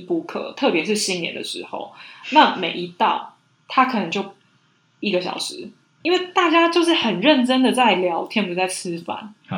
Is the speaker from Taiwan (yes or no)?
yes; Taiwan; moved away as an adult; now in Paris, France; 我在台湾长大